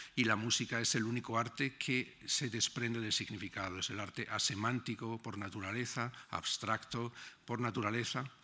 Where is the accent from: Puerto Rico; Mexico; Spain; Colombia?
Spain; Granada, Andalusia; moved away as an adult; now in Berlin, Germany; cuando era pequeño, mm, en mi casa en Granada, mi ventana daba a la Alhambra